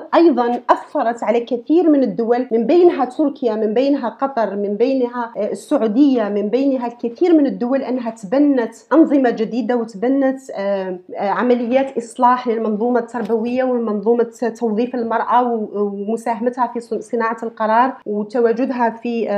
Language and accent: Arabic; Algeria; moved away as an adult; لو قعدت في الجزائر